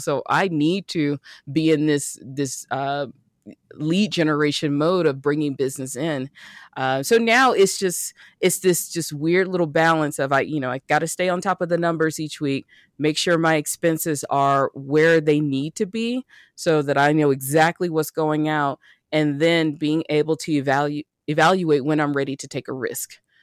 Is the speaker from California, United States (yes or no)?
no; Birmingham, Alabama, United States; moved away as an adult; also born or lived in Atlanta / San Diego; I grew up in Birmingham, went to school in Atlanta, and went to the beach out in San Diego.